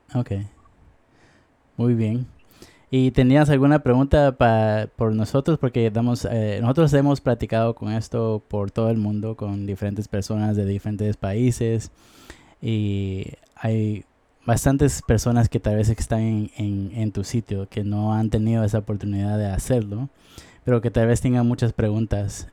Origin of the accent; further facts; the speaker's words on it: Guatemala; now in United States; Yo soy de Guatemala, pero normalmente he vivido en los Estados Unidos